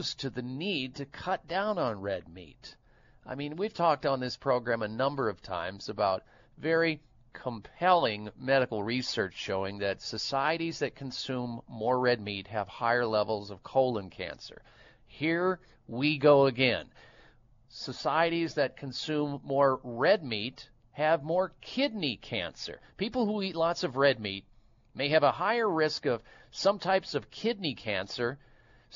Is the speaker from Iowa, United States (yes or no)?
yes; Iowa, United States; growing up in the state of Iowa. I grew up in the Midwest